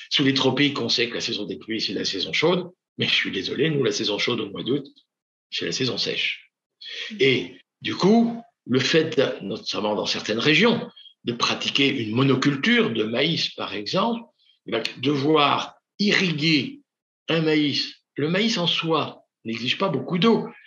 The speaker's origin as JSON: {"language": "French", "region": "Normandy", "country": "France", "said": "je suis normand"}